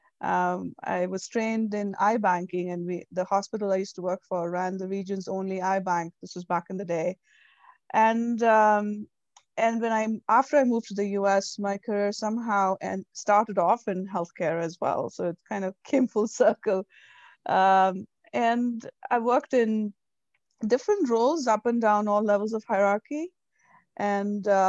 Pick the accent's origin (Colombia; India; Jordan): India; moved away as an adult; now in United States; So, I'm born and raised in India. I moved here 13 years ago.